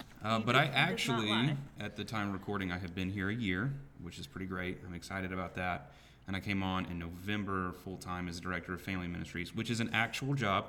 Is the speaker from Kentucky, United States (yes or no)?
yes; Southern Kentucky, United States; moved away; also born or lived in Georgia; I grew up in Southern Kentucky